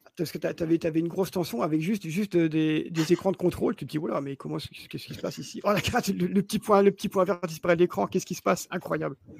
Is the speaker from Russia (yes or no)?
no; Belgium; je suis belge